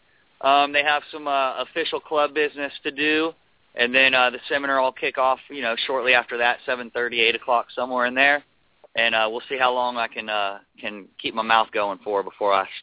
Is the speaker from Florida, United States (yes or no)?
yes; Merritt Island, Florida, United States; I was born and raised here in Merritt Island, learning this water since I was a little kid